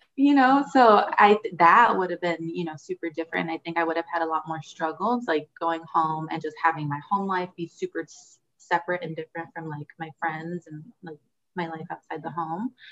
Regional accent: Huntington Park, California, United States; first language Spanish; I am from Huntington Park, California, which, is in the southeast uh, southeast LA county

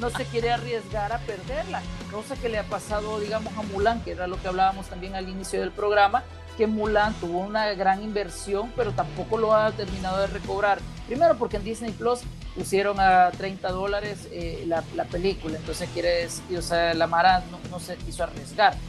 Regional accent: El Salvador; hablemoslo como salvadoreños

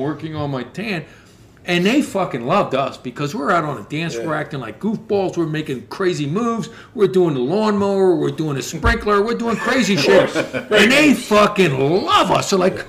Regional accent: Philadelphia, Pennsylvania, United States; as soon as we said we're from Philly, we're out for a week.

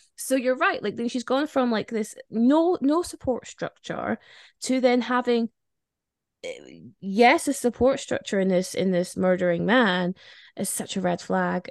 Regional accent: Spain; moved away; I grew up in Spain

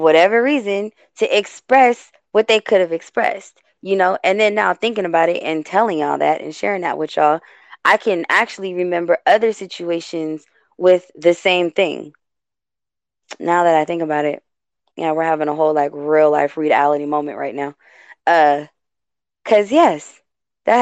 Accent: West Coast, United States; I'm born and raised on the West Coast.

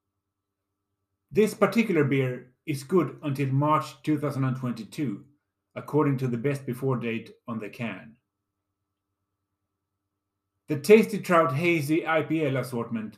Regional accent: Lund, Skåne, Sweden; my hometown of Lund, Scania, Sweden

